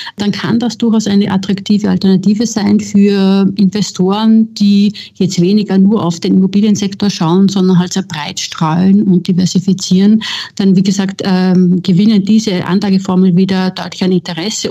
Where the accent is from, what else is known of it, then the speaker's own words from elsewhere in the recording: Austria; moved away as an adult; also born or lived in Vienna; now in Berlin, Germany; ich bin Österreicherin